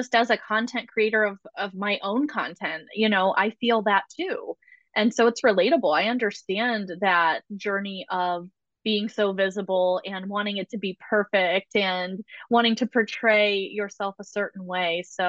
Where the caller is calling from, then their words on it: Ohio, United States; Joining from chilly Ohio. Spring has not sprung here.